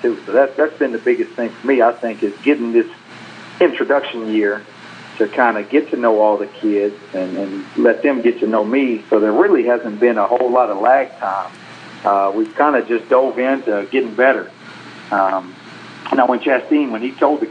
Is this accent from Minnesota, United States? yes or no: no; McGregor, Texas, United States; growing up in McGregor, right down the road